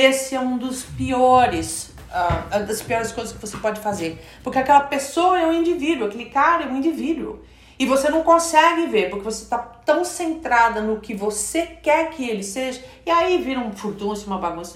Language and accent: Portuguese; Brazil; moved away as an adult; quando eu saí do Brasil, uma delas é que eu estava chegando aos meus 30 anos de idade